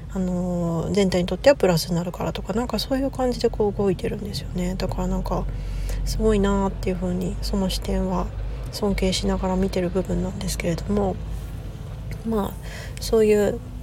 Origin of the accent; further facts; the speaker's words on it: Aichi, Japan; moved away as an adult; also born or lived in Kansai / US West Coast; now in United States; もともと私愛知 出身で